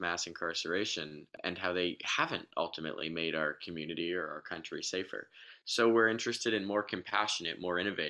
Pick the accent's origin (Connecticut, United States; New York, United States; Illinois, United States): Connecticut, United States; Westport; my hometown of Westport, Connecticut.